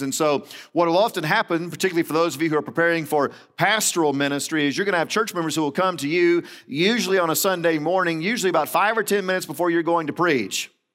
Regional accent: Central Florida, United States; moved away; I grew up in Central Florida

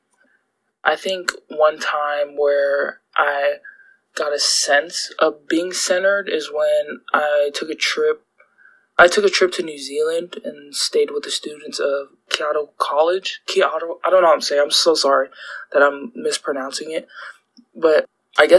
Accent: United States; I'm American

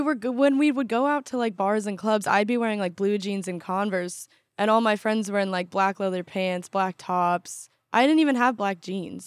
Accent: Newport Beach, California, United States; moved away as an adult; now in Washington, D.C., United States; I kinda change my answer a lot 'cause I would start with, like, Newport Beach

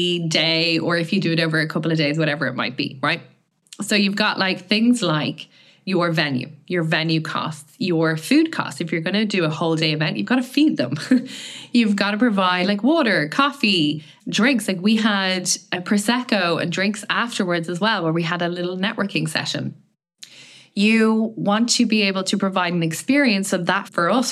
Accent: Ireland; I'm from Ireland

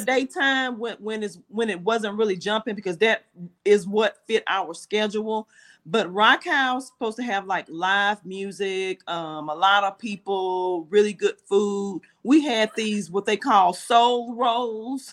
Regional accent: Houston, Texas, United States; moved away; … and I are from Houston, so we have a lot of family and friends in Houston

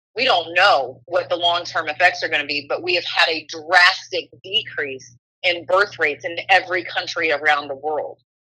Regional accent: Oxford, Ohio, United States; my hometown of Oxford, Ohio

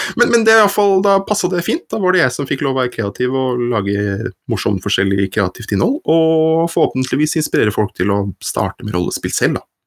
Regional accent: Horten, Vestfold, Norway; moved away as an adult; now in Oslo, Norway; Jeg kommer fra Horten, jeg, i Vestfold

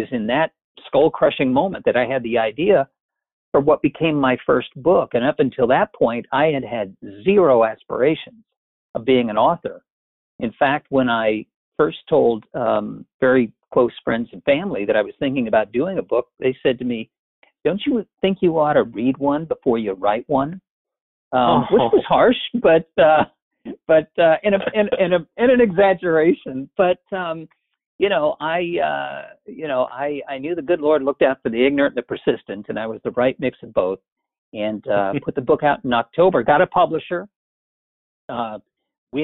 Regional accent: Midwest, United States; growing up in the Midwest, those long winter months, you are glued to that television set

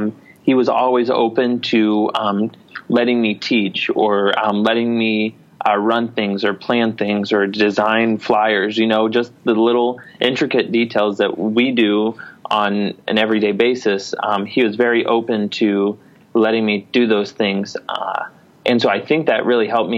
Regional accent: Oklahoma, United States; moved away as an adult; now in Detroit area, United States; I grew up in Oklahoma.

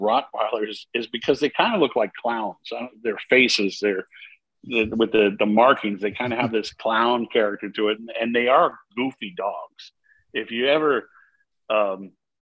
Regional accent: Maine, United States; I grew up in my household in Maine.

